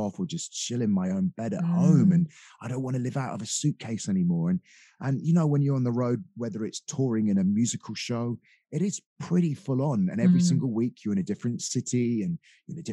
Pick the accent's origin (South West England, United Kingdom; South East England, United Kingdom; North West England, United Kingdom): South West England, United Kingdom; Dorset; also born or lived in Sidmouth, Devon; I was brought up in Dorset by a single parent family.